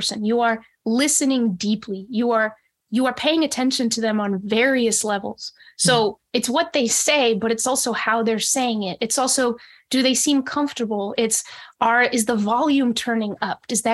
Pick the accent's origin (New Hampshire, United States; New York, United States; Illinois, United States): New Hampshire, United States; also born or lived in Monterrey, Mexico; when I was in kindergarten, we moved to the States, and soon after that went to New Hampshire. So I grew up mostly in New Hampshire